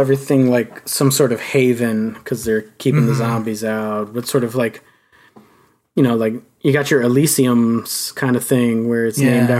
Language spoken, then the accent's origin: English; near Glen Burnie, Maryland, United States; I'm from Glen Burnie.